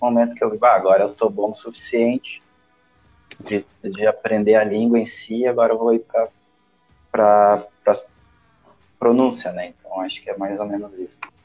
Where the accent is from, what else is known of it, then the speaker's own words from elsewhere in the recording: Brazil; accent: Brazilian; perder o sotaque brasileiro